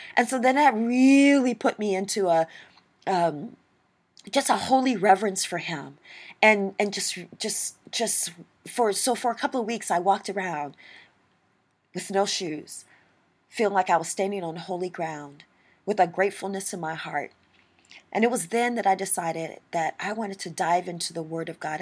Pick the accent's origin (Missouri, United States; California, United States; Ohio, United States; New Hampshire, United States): Missouri, United States; St. Louis; I grew up in Saint Louis, Missouri